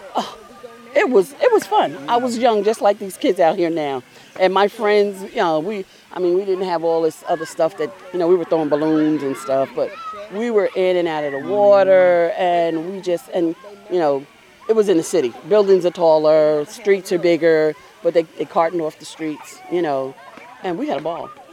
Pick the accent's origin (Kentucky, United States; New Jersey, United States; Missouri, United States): New Jersey, United States; now in Baldwin County, Georgia, United States; I'm from New Jersey. And, um, when I was younger, the fire department used to come around and open up fire hydrants.